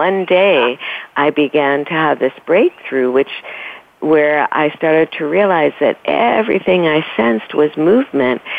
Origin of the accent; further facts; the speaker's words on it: New York City, New York, United States; I grew up in New York City, I kept passing the lighthouse, which was at the very end of my street